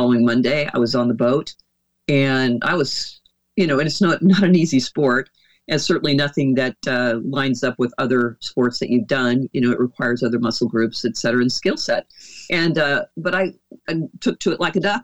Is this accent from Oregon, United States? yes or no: yes; Oregon, United States; moved away as an adult; also born or lived in Dallas, Texas; my home state is Oregon